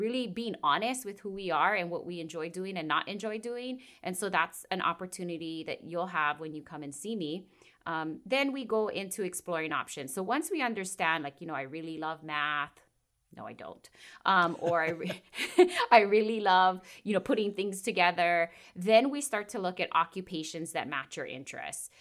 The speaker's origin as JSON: {"language": "English", "area": "Kauai", "region": "Hawaii", "country": "United States", "tie": "born or raised there", "said": "it's not very unique on this island, but I'm born and raised here."}